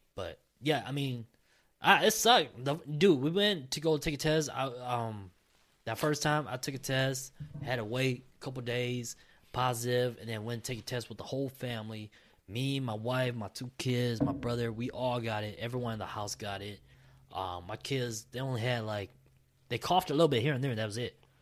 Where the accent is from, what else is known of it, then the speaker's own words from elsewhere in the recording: Minnesota, United States; I was born and raised in Minnesota